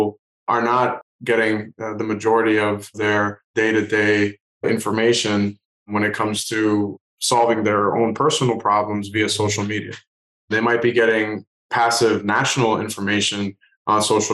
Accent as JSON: {"language": "English", "town": "Haverhill", "region": "Massachusetts", "country": "United States", "tie": "born or raised there", "said": "growing up in Haverhill, my hometown"}